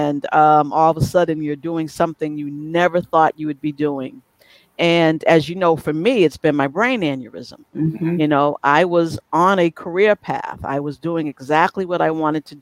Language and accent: English; Boston, Massachusetts, United States; now in Connecticut, United States; I still say I am from Boston, and I love Connecticut, but I am from Boston.